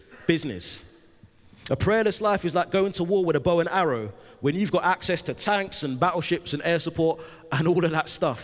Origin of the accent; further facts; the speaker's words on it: London, United Kingdom; I'm from London